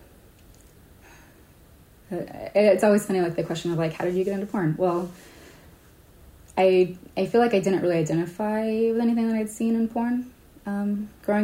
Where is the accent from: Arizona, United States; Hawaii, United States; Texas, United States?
Hawaii, United States; now in San Francisco, United States; I grew up in Hawaii